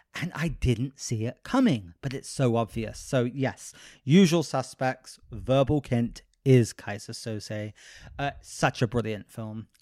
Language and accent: English; United Kingdom; now in Los Angeles, United States; I am the most, like, unconservative British person I know